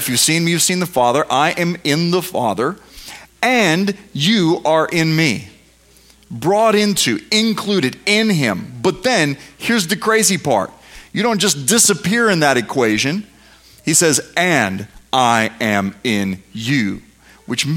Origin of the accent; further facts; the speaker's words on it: United States; I'm an American